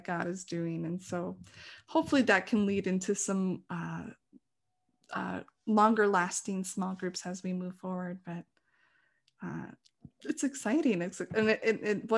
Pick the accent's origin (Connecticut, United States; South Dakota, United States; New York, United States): South Dakota, United States; I didn't grow up in Yankton, but I grew up in South Dakota